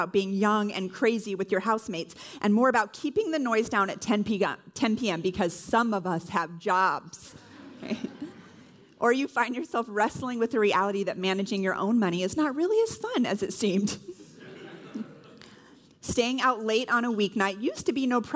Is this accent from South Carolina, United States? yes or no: no; California, United States; moved away as an adult; I'm originally from California